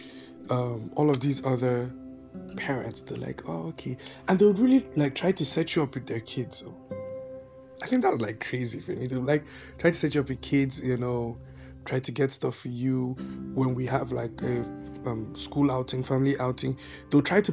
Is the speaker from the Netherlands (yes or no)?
yes; Netherlands; growing up in Holland, we were taught about things like Valentine's Day